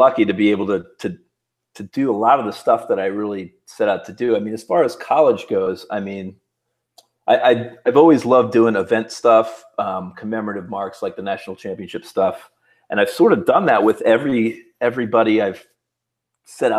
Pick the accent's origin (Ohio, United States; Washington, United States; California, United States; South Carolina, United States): Ohio, United States; Hudson; moved away; Hudson, Ohio